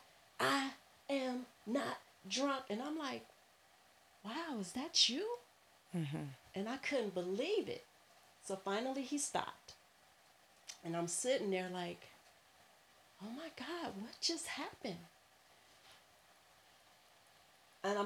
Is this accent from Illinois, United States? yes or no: yes; Chicago, Illinois, United States; I grew up in Chicago